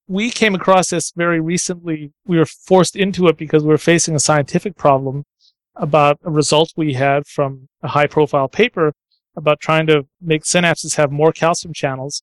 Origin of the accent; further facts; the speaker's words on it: Ottawa, Ontario, Canada; I grew up in Ottawa, Canada